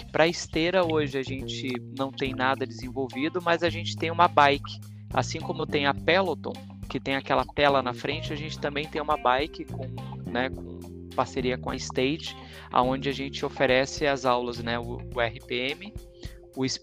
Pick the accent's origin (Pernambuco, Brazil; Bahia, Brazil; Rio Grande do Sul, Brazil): Rio Grande do Sul, Brazil; Caxias do Sul; now in São Paulo, Brazil; Gosto muito de Curitiba, mas eu sou gaúcho, né? Eu sou de Porto Alegre, de Caxias do Sul, com carreira em Porto Alegre.